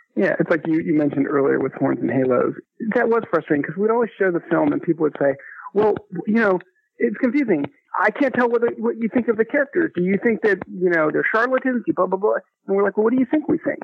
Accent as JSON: {"language": "English", "town": "Chapel Hill", "region": "North Carolina", "country": "United States", "tie": "born or raised there", "said": "I grew up in Chapel Hill, which is where I am now"}